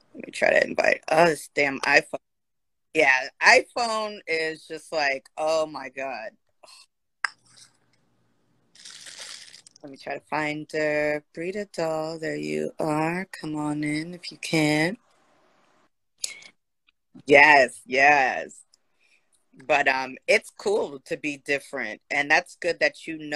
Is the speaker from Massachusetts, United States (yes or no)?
no; San Jose, California, United States; moved away; also born or lived in East Bay; I'm originally from San Jose, and you know, when I moved to the East Bay